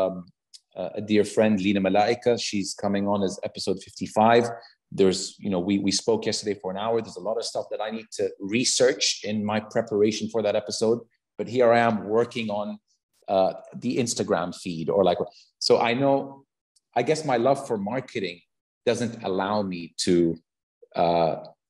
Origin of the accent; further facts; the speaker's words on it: Saudi Arabia; also born or lived in United States; are you really from Saudi Arabia?" You know? And I'd be like, "Yeah, I am."